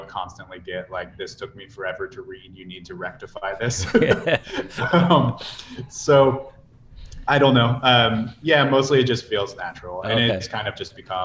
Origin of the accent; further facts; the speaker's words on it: Virginia, United States; moved away as an adult; also born or lived in Mongolia; now in San Diego, United States; I'm from Virginia